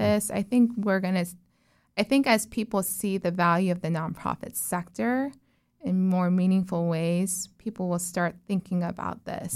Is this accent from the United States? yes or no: yes; Orlando, Florida, United States; also born or lived in Texas / South Korea; I grew up in Azalea Cove, um, so, or Azalea Park, so that area